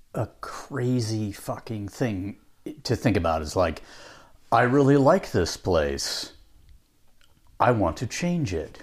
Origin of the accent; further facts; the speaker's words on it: Pacific Northwest, United States; moved away; also born or lived in Utah; I grew up in the Pacific Northwest